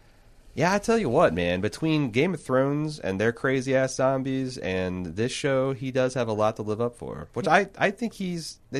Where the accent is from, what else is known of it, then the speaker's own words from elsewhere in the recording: the South, United States; I'm from the South and I couldn't understand half of what she's saying